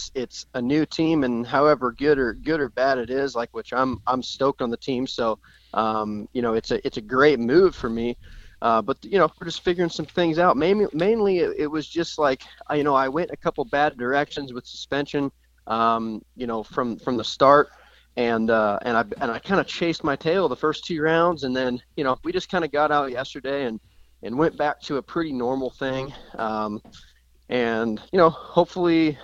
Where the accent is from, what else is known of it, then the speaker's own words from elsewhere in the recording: Oregon, United States; I'm from Oregon